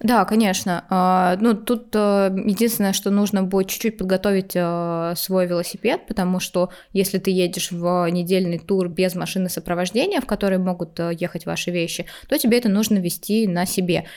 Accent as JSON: {"language": "Russian", "region": "Saint Petersburg", "country": "Russia", "said": "я из Питера, у нас очень близко Финляндия"}